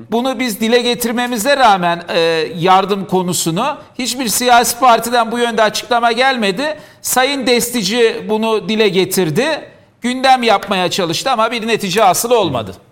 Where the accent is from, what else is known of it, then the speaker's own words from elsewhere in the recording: Diyarbakır, Diyarbakır Province, Turkey; ben Diyarbakırlıyım.